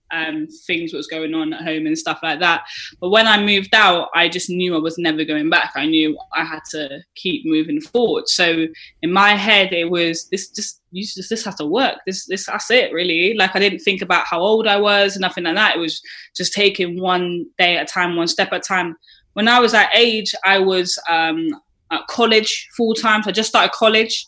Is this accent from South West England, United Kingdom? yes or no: yes; Bath, South West England, United Kingdom; I was brought up in Bath, mm-hmm. um, so it's right next to Bristol